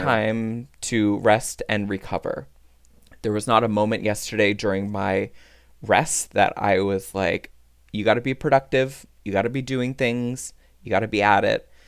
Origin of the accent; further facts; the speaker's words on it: Newfoundland and Labrador, Canada; now in Ottawa, Canada; our Newfie charm